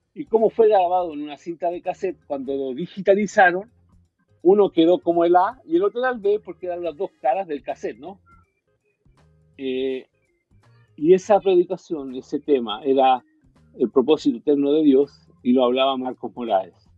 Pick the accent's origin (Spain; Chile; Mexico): Chile; moved away as an adult; also born or lived in Miami, United States; cuando yo me fui de Chile